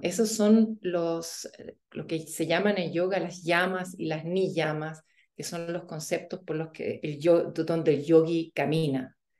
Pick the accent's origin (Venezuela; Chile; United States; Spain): Chile; moved away as an adult; also born or lived in Germany; yo crecí en Chile y fuimos a Alemania a vivir